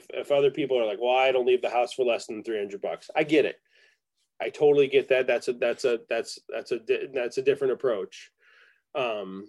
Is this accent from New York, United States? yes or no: yes; Rochester, New York, United States; moved away; also born or lived in Ithaca, New York; I grew up in Rochester, New York